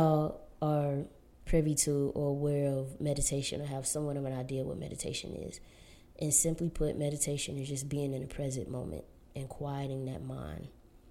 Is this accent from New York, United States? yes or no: no; Florida, United States; now in Southern California, United States; growing up in Florida and living in Southern California